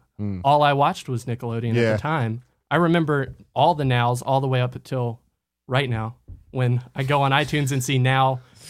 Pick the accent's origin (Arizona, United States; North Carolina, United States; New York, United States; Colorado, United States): North Carolina, United States; moved away as an adult; now in Austin, United States; I'm from North Carolina.